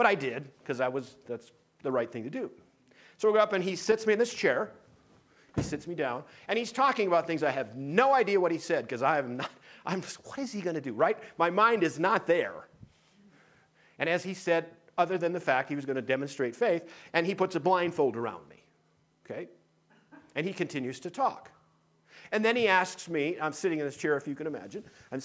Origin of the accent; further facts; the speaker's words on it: Tuttle, North Dakota, United States; moved away; Our home church just was back in Tuttle, North Dakota